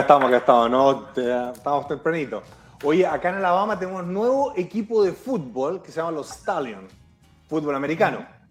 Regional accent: Chile

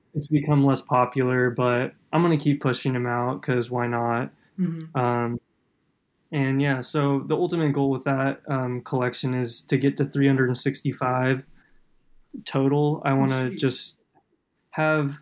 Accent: Kansas, United States; growing up in Kansas

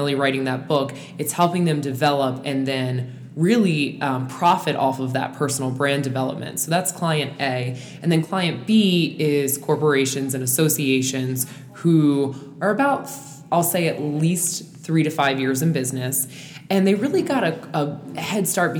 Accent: Calvert County, Southern Maryland, United States; we are from Southern Maryland, Calvert County, Maryland, which is the smallest, literally the smallest county in Maryland

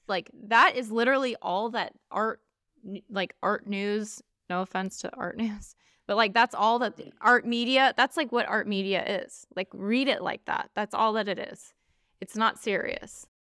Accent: United States; I'm an American

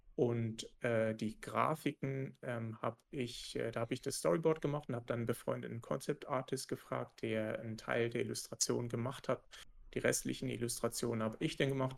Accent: Germany; als Deutscher, also als Entwickler aus Deutschland

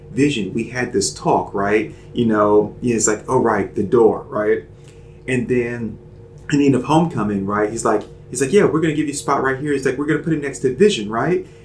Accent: Charlotte, North Carolina, United States; I'm from Charlotte.

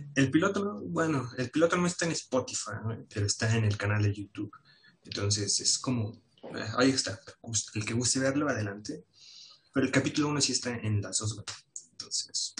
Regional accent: Mexico

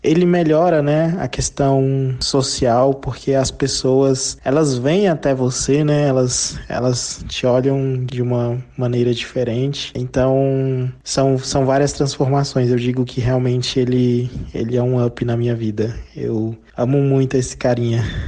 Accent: Brasília, Federal District, Brazil; Eu também sou de Brasília, né? Nascido e criado em Brasília

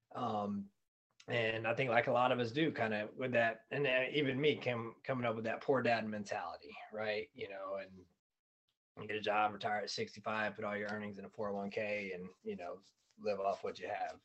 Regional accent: Fayetteville, North Carolina, United States; now in Arizona, United States; I'm from Fayetteville, North Carolina

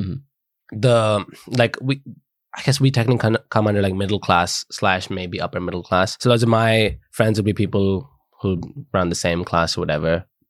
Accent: Delhi, India; now in United Kingdom; growing up in Delhi

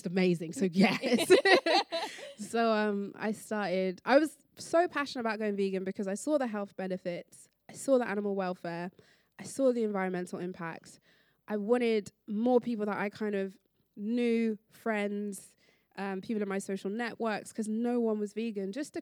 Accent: London, United Kingdom; growing up in London, in a city, I was never on a farm.

